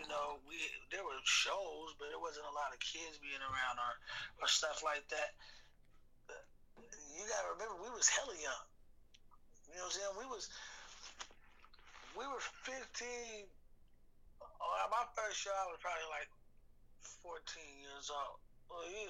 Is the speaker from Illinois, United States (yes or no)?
yes; Chicago, Illinois, United States; I'm born from Chicago. You feel me? I'm from Chicago, but hell no.